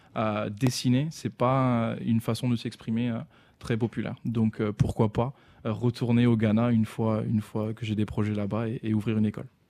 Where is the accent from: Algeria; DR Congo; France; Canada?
France; en tant que Français